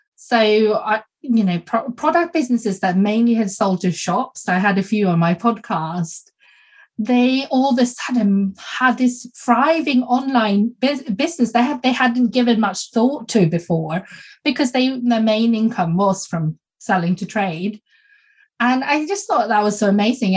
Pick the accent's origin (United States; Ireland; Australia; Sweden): Sweden; also born or lived in South Korea; I'm adopted from South Korea and I grew up in Sweden.